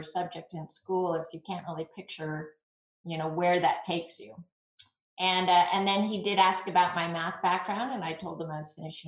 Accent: a suburb of San Diego, Southern California, United States; So I grew up in Southern California in a suburb of San Diego

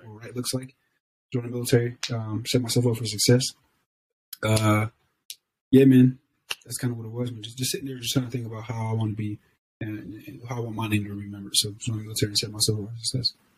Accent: Ohio, United States; moved away as an adult; also born or lived in Southern California / Texas; I'm just kid from Ohio

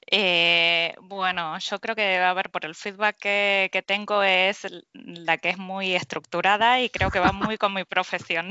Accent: Argentina; moved away as an adult; now in Spain; yo soy de, de Argentina y bueno, hace unos 11 años que estoy acá en, España

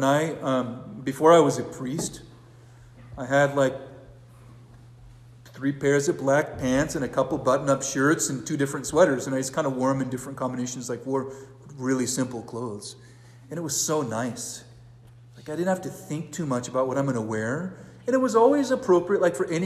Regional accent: California, United States; now in Brier, United States; I'm from California

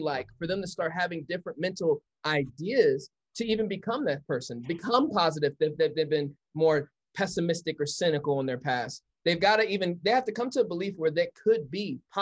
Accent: Colorado, United States; I'm born and raised in Colorado

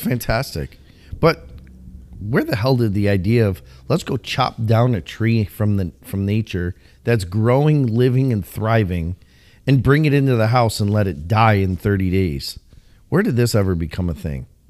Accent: Illinois, United States; moved away; we're from the Midwest

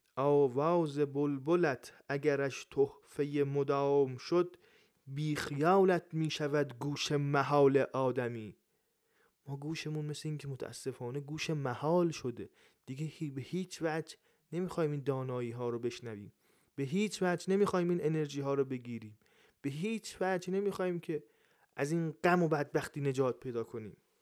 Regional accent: Iran; من ایرانیم

